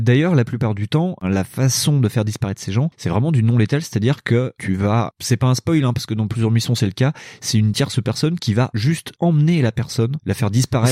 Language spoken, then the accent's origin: French; Lyon, Auvergne-Rhône-Alpes, France; lyonnais, comme moi